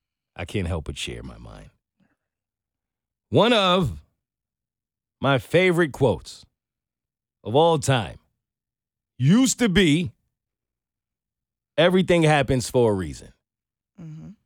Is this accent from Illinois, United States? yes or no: no; New York City, New York, United States; No, I'm from New York City. I have been crossing the most busiest of streets in this country for the majority of my life.